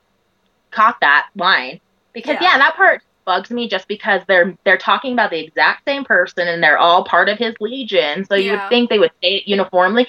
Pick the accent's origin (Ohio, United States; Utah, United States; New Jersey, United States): Utah, United States; I grew up in Utah